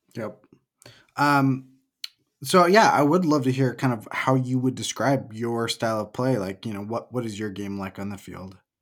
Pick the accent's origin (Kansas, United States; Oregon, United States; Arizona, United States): Oregon, United States; moved away as an adult; also born or lived in Portland, Oregon; now in Salt Lake City, United States; I'm from Oregon. I lived in Portland before moving to Salt Lake